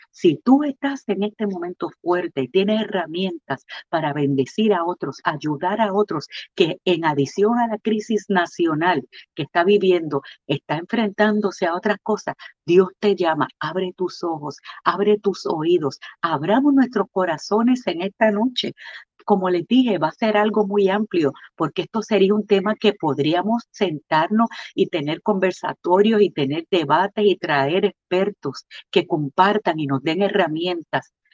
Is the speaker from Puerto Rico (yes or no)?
yes; Puerto Rico; como buenos puertorriqueños